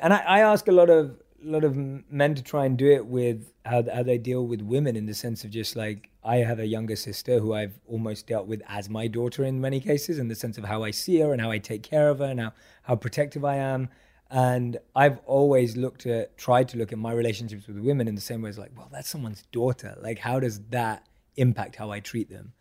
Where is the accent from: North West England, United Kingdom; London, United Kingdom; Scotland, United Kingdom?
London, United Kingdom; I grew up a huge football and soccer fan growing up in London